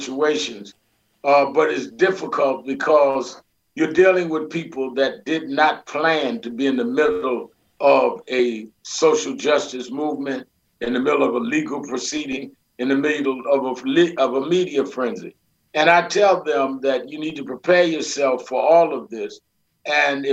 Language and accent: English; New York City, New York, United States; I grew up in Brooklyn, New York